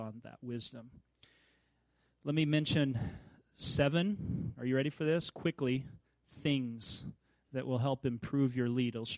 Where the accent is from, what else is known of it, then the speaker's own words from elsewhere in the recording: Kansas, United States; I grew up in Kansas.